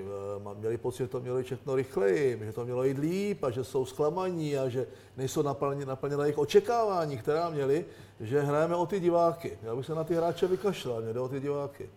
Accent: Czechia; my jako Češi

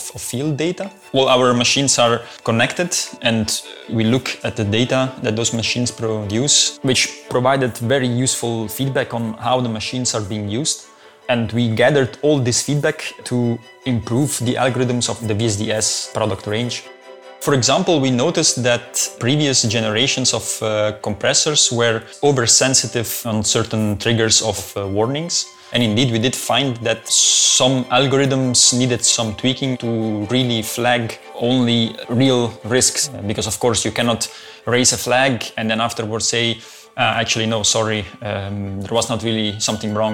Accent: Italy; moved away as an adult; now in Belgium; I'm from Italy, and I moved to Belgium, I think now it's 7 years ago

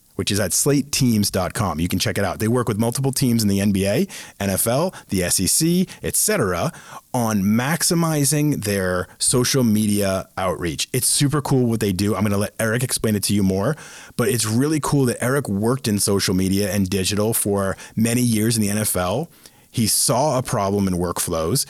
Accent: Bolton, Massachusetts, United States; in Bolton, Massachusetts, my hometown

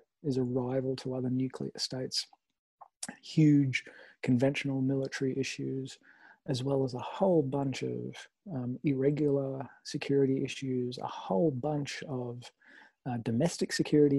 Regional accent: Sydney, New South Wales, Australia; I am in Sydney. So I feel pretty lucky, not just to be in my hometown

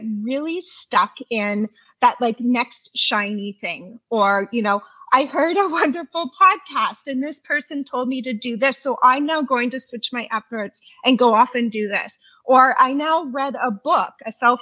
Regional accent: Canada; I'm from Canada.

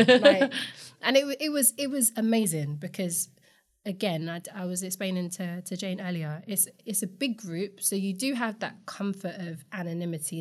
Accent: London, United Kingdom; I grew up in Camden

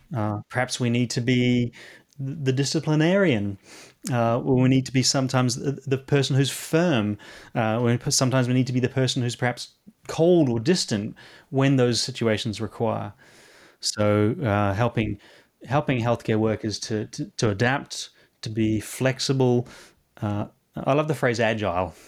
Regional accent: New Zealand; now in London, United Kingdom; Coming from New Zealand and living here in London, um, I, I am from the Antipodes, uh, Antipodean

